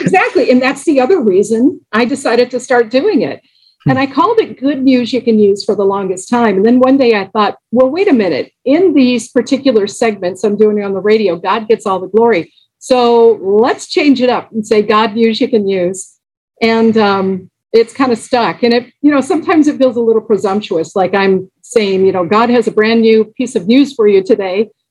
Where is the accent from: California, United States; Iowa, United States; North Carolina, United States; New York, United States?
California, United States; Los Angeles; I grew up in Los Angeles